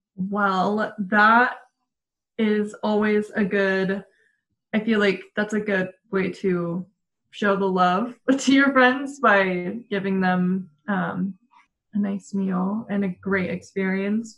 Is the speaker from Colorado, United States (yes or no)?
yes; Denver, Colorado, United States; growing up in Denver and seeing it change